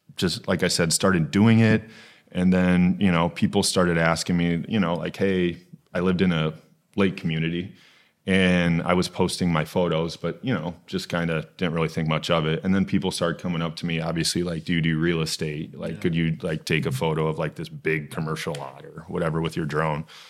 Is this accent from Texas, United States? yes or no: no; Okoboji, Iowa, United States; moved away as an adult; also born or lived in Sioux City, Iowa; now in Des Moines, United States; I grew up in Okaboji. So I've lived in Iowa my whole life